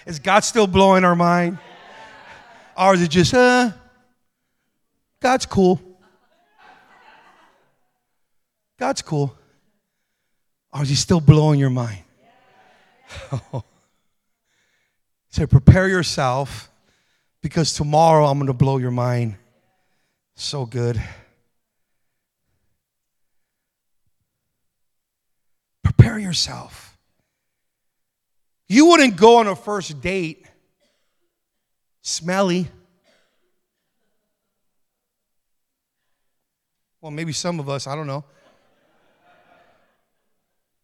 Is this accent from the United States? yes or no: yes; United States; also born or lived in Las Vegas; I'm American